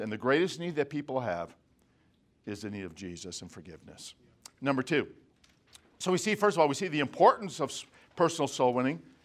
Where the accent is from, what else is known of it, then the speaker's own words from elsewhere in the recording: Chicago suburbs, Illinois, United States; now in Lancaster, California, United States; our home church where I grew up in the Chicago suburbs